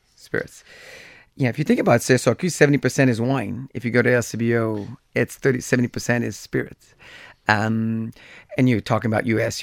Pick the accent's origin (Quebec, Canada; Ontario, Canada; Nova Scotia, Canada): Quebec, Canada; Gatineau; I grew up in Gatineau. That's where I was growing